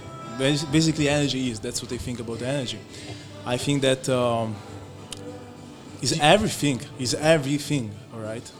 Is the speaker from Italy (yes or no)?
yes; Italy; I was born and raised in Italy.